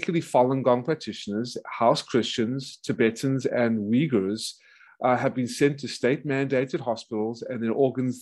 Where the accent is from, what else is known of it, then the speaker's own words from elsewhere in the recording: South Africa; moved away as an adult; also born or lived in Atlanta, Georgia, United States; now in United States; I was originally born in South Africa from a Jewish traditional family who fled Nazi Lithuania, Hungary, and Ukraine